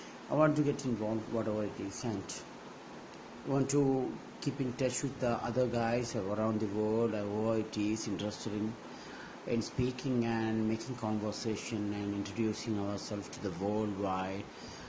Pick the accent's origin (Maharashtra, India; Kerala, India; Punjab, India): Kerala, India; I'm from India, and I'm from especially from Kerala.